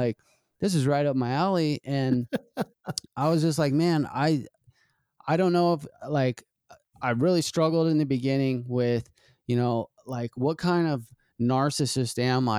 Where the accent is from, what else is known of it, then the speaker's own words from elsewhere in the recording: Ritchie, United States; I grew up in Ritchie. I saw a lot of stuff go down in Ritchie.